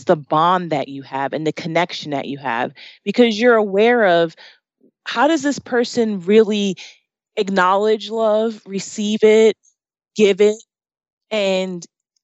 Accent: New Jersey, United States; moved away as an adult; now in Arizona, United States; I grew up in New Jersey and I grew up in the shore area, where, you know, I'm close to the beach

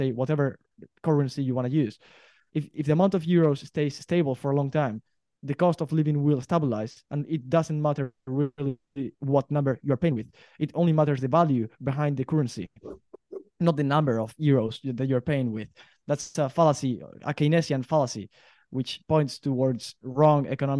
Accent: Spain; I'm from Spain

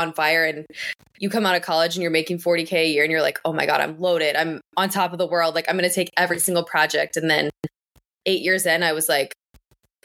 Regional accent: Northern Kentucky, United States; moved away as an adult; also born or lived in Louisville, Kentucky; now in Boston, United States; originally I'm from Kentucky. I grew up in Northern Kentucky and I moved to Louisville for college

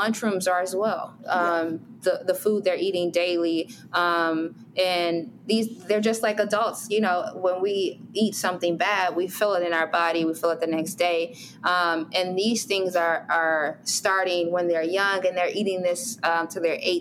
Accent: Chicago, Illinois, United States; I grew up on 61st in St. Lawrence or 63rd in, you know, King Drive.

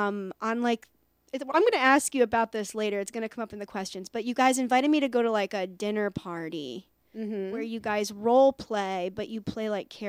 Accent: New York, United States; I remember. I'm from New York.

